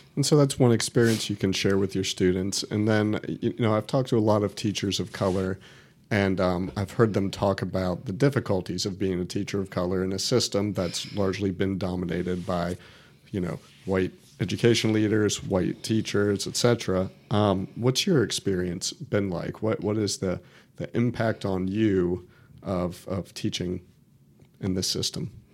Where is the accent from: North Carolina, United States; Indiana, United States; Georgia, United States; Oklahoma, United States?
North Carolina, United States; Raleigh; I grew up in Raleigh, went to school in Raleigh